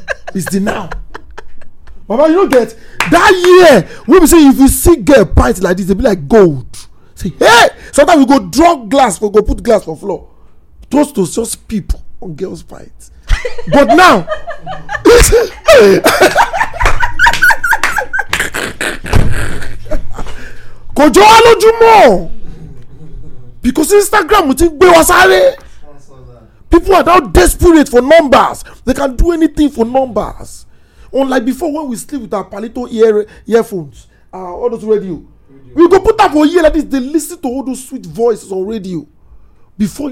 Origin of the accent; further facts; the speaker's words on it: Lagos, Nigeria; I grew up in Nikorodu, and then some parts of me in Lagos Island